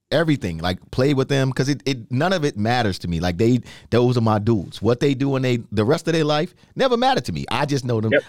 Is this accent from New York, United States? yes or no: yes; New York, United States; Growing up in New York, my oldest sister Jackie and myself, we have different fathers